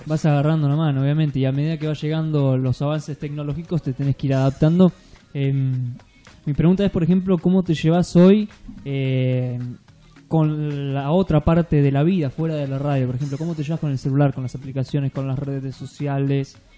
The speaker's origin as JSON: {"language": "Spanish", "region": "Entre Ríos", "country": "Argentina", "tie": "born or raised there", "moved": "yes", "said": "nacimos en Entre Ríos, venimos de allá"}